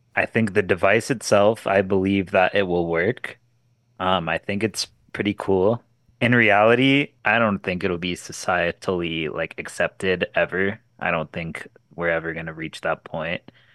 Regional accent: Canada; my home country

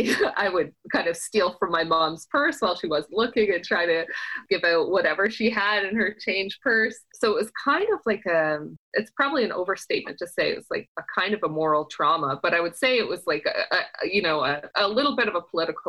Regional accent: Owen Sound, Ontario, Canada; now in Toronto, Canada; grew up in Owen Sound

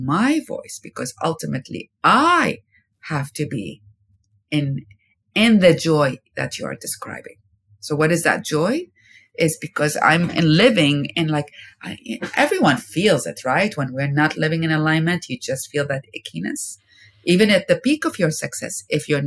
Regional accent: Iraq; moved away as an adult; now in United States; I've been living in America more than I lived in my home country, Iraq, where I lived there for 19 years

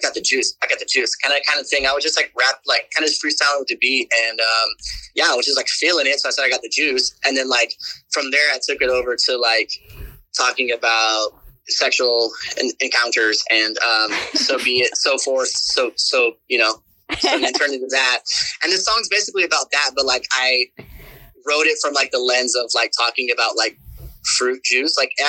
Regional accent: the South, United States; I don't know, just like growing up in the South, like, if you got the juice.

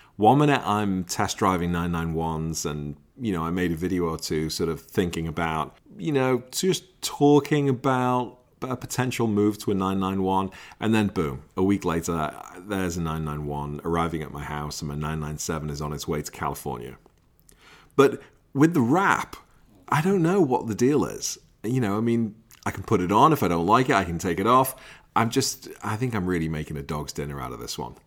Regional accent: Liverpool, North West England, United Kingdom; I'm from Liverpool.

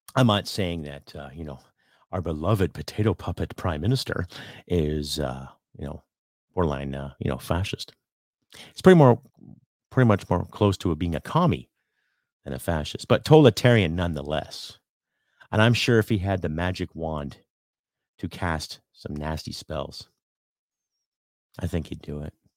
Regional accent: Canada; as a Canadian content creator

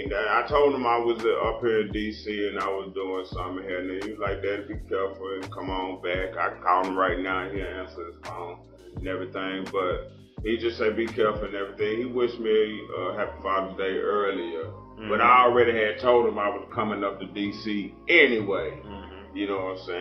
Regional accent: Little Rock, Arkansas, United States; Born and raised in Little Rock

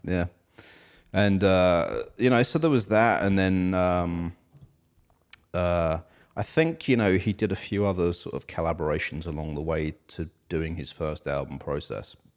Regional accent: United Kingdom; now in United States; us British folks

